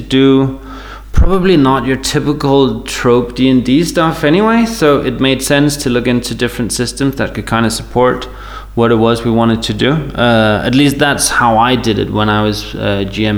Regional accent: Denmark; I'm from Denmark in Europe

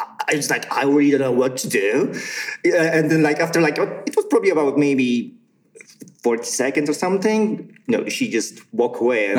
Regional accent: Poland; English is a second language; Where are you from? I said, well, I'm from Poland.

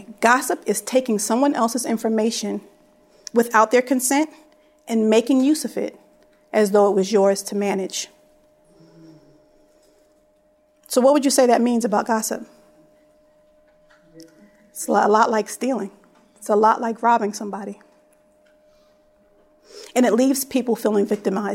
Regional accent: Philadelphia, Pennsylvania, United States; I was raised in Philly

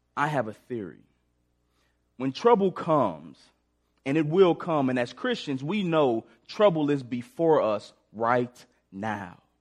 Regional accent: St. Louis, Missouri, United States; moved away as an adult; now in Springfield, United States; I grew up in Sp-, Saint Louis, Missouri, came down to Springfield to play football at Missouri State.

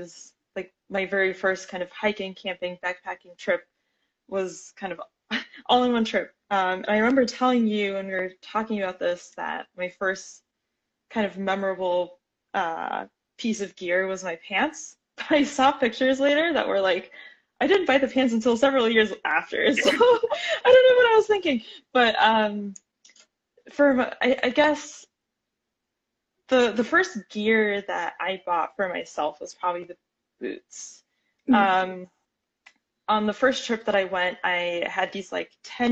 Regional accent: Miami, Florida, United States; now in Portland, United States; I am from Miami, Florida originally

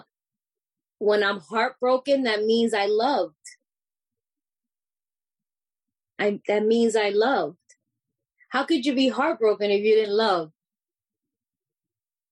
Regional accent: New York City, New York, United States; I'm this Puerto Rican, you know, I'm from New York City

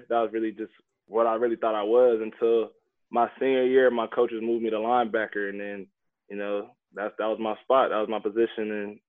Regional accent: Plano, Texas, United States; also born or lived in London, United Kingdom / Essex, United Kingdom; London, born in Essex, and then when I turned three, me and my family, we moved to the States. So when I came to the States, I really grew up in Plano, Texas, Dallas, Texas. So that's really where I was raised

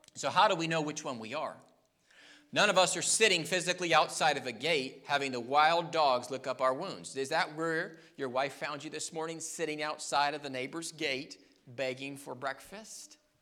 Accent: United States; we as American people

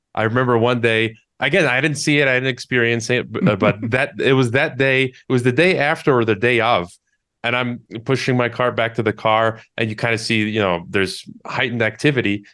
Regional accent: Chicago, Illinois, United States; moved away; also born or lived in Kazakhstan; I was born in Chicago, so I'm from, I'm from Chicago

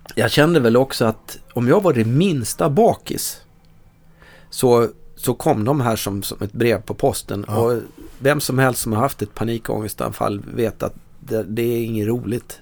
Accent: Dalarna County, Sweden; moved away; jag kommer från Dalarna, från en, en brännvinskultur.

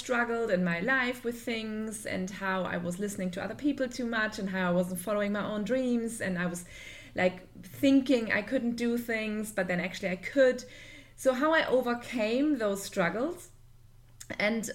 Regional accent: Germany; now in Dubai, United Arab Emirates; I'm originally from Germany, but I live in Dubai with my family

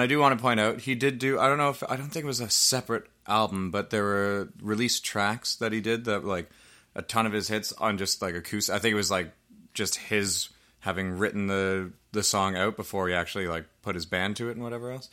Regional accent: Canada; we're Canadian.

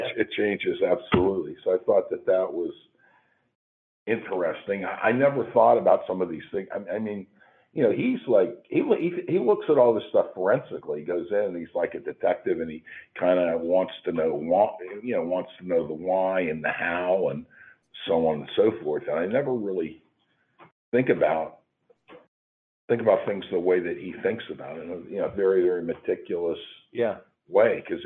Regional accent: Pittsburgh, Pennsylvania, United States; I'm from Pittsburgh

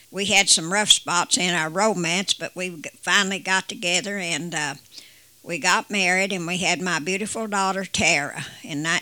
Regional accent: West Virginia, United States; now in Cleveland, United States; I moved from West Virginia to Cleveland, Ohio, and I lived there.

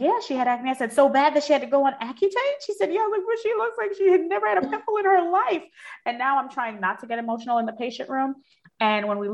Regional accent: New York City, New York, United States; moved away as an adult; also born or lived in Washington, D.C.; I grew up in Brooklyn, so there's a bodega on every corner

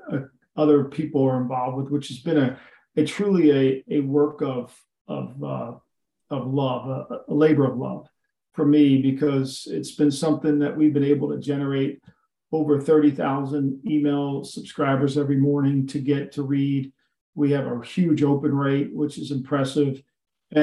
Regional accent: New Jersey, United States; I grew up here in New Jersey and this is Eagle country or Cowboy country actually too.

